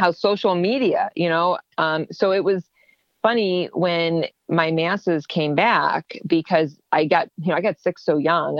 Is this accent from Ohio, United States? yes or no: yes; Ohio, United States; moved away as an adult; also born or lived in Ontario, Canada; I'm from Ohio and I want to come back home.